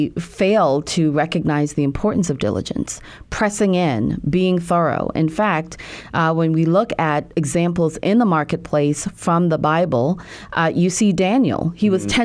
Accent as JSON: {"language": "English", "country": "Jamaica", "tie": "born or raised there", "moved": "yes", "said": "I was born and raised in Jamaica"}